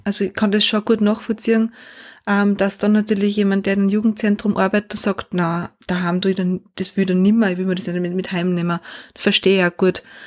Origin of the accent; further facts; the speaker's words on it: Austria; bei uns in Österreich